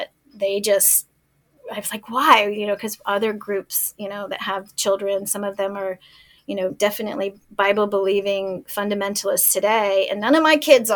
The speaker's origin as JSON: {"language": "English", "town": "El Paso", "region": "Texas", "country": "United States", "tie": "born or raised there", "moved": "as an adult", "said": "my hometown in El Paso"}